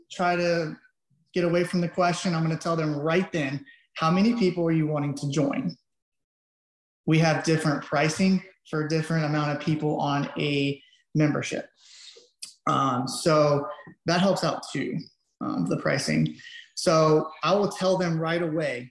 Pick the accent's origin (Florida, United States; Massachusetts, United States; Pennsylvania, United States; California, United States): Florida, United States; Avon Park; I'm from Avon Park